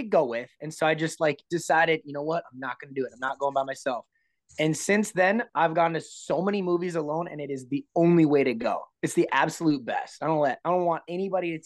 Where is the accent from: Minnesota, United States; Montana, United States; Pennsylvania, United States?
Minnesota, United States; I'm from Minnesota. Everybody calls it pop here